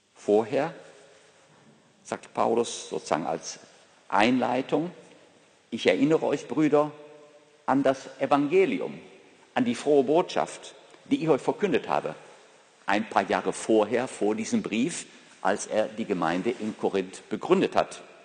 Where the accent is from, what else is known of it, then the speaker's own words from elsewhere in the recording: Ruhr area, North Rhine-Westphalia, Germany; aus meiner Heimat, aus dem Ruhrgebiet.